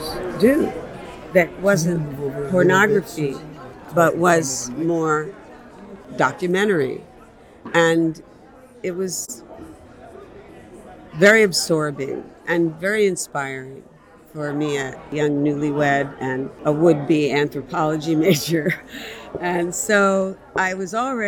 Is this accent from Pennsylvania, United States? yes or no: yes; Philadelphia, Pennsylvania, United States; I'm from Philadelphia, but I'm here in New Haven.